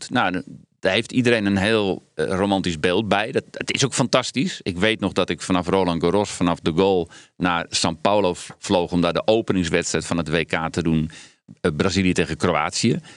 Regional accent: Netherlands; Ik ga niet als een Hollander commentaar geven.

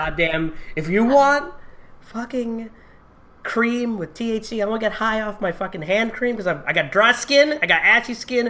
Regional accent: Connecticut, United States; I'm from Connecticut. It's legal in Connecticut, sort of, but in Massachusetts, right?

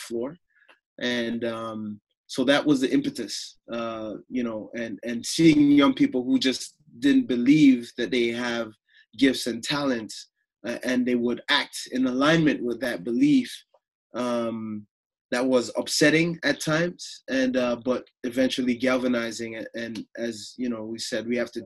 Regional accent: Toronto, Ontario, Canada; also born or lived in Chicago, Illinois; I grew up in the Toronto area

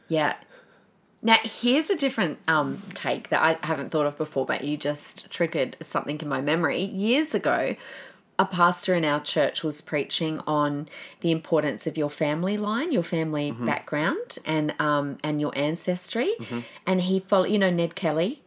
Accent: Adelaide, South Australia, Australia; I grew up in Adelaide

